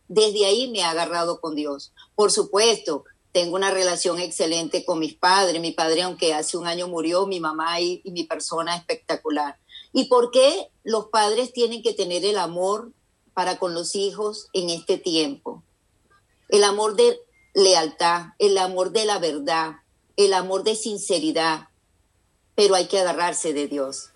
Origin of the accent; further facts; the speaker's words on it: Venezuela; now in United States; yo estoy casada con un americano, vivo aquí en Estados Unidos, yo soy venezolana